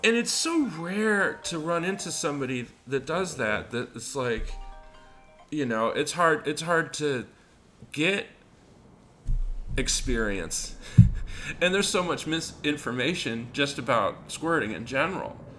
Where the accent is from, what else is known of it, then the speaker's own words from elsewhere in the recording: Albuquerque, New Mexico, United States; I got into lots of fights as a kid, but I grew up in Albuquerque